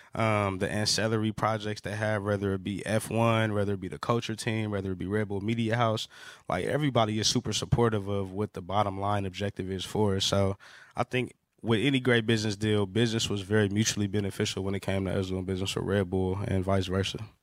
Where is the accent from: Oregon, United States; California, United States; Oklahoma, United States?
California, United States; Los Angeles; growing up in Los Angeles